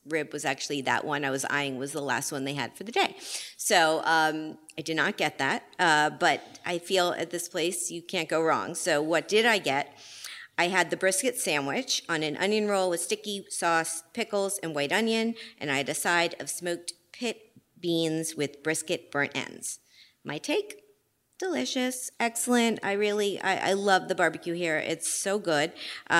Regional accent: Miami, Florida, United States; now in New York, United States; I was down in Miami, which is my hometown

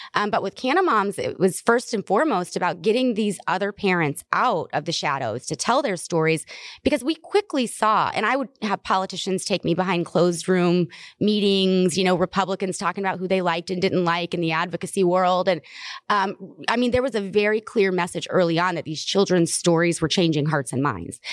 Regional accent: the South, United States; I'm from the South

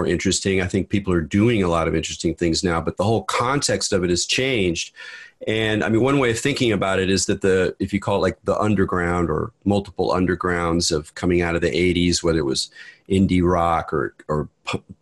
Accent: Southern California, United States; also born or lived in Redwood City, California / New York / San Francisco Bay Area; I was born in Redwood City, grew up in Southern California, so I'm pretty thoroughly Californian

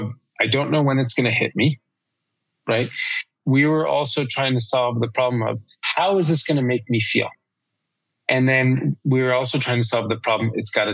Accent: New York, United States; moved away as an adult; also born or lived in London; now in Colorado, United States; I'm from New York. I lived in London already for a while

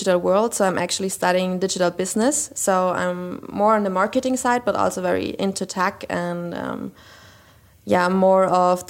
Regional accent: Austria; I'm from Austria.

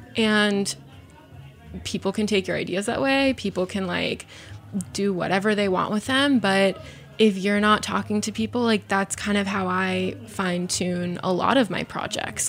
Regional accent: Arizona, United States; I grew up in Arizona

